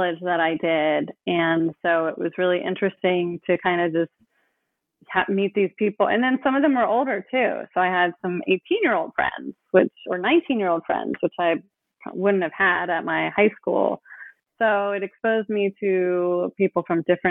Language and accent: English; Oakland, California, United States; I grew up in Oakland